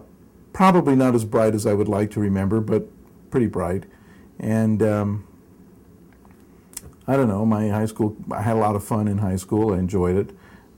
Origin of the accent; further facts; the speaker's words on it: West Covina, California, United States; moved away as an adult; also born or lived in Brooklyn, New York / Rosemead, California; now in Utah, United States; They lived briefly in Rosemead, California, and then they settled in West Covina where I grew up. I went to the Covina High School, which was not in West Covina, but it was the school district that I was in.